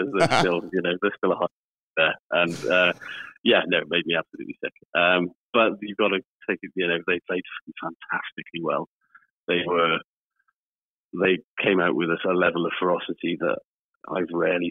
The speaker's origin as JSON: {"language": "English", "region": "Wales", "country": "United Kingdom", "said": "I am, as a Welsh person and a pessimistic person, I'm already dreading it."}